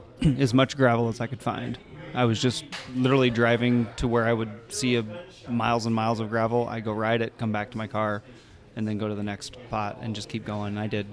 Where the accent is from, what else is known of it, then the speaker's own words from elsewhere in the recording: Parkersburg, Iowa, United States; now in Cedar Rapids, United States; Originally from Parkersburg, Iowa.